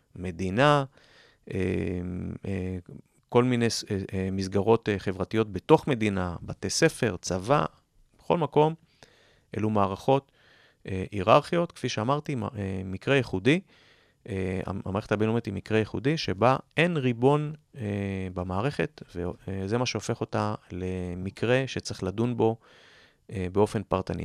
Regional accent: Jerusalem, Jerusalem District, Israel; כירושלמי כמוני, שאוהב את העיר

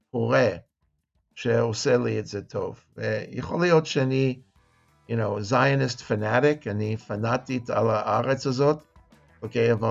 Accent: Los Angeles, California, United States; also born or lived in San Diego; now in Jerusalem, Israel; אני מישהו שגדל בחוץ לארץ, אני גדלתי בקליפורניה. נולדתי בסן דייגו, גדלתי בלוס אנג'לס, למדתי גם Mocha Berkeley, go Bears.

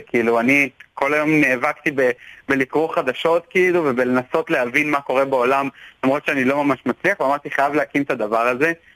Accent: Tel Aviv, Tel Aviv District, Israel; אני תל אביבי

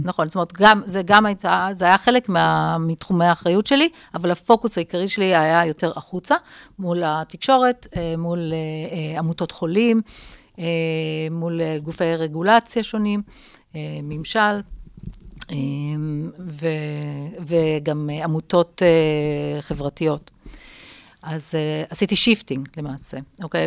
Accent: Jerusalem, Jerusalem District, Israel; also born or lived in London / Paris / Tel Aviv; אני ירושלמית במקור, אז, אה, לצערי זה כבר לא הירושלים שאני גדלתי בה

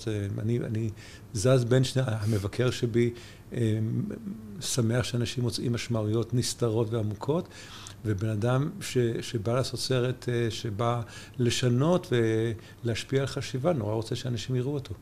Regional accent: New York, United States; now in Israel; גם גדלתי בניו יורק

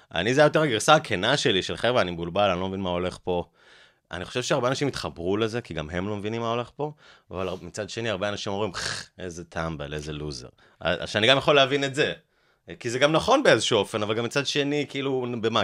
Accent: Haifa, Haifa District, Israel; now in Holon, Israel; בחיפה, בבית ספר אליאנס

